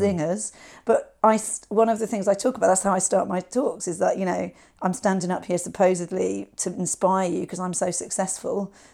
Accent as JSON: {"language": "English", "area": "West Country", "region": "South West England", "country": "United Kingdom", "said": "we're both from the West Country"}